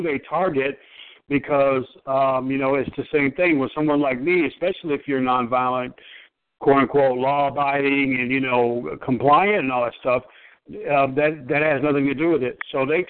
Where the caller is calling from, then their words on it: Michigan, United States; I'm a TI. I'm calling from Michigan.